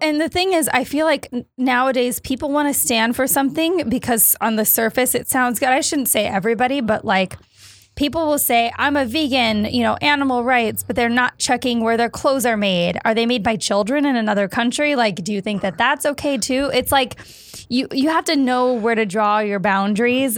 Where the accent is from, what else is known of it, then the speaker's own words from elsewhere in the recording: Stoughton, Wisconsin, United States; moved away as an adult; also born or lived in Minneapolis / Chicago; I grew up in Wisconsin and then I went to school in Minneapolis.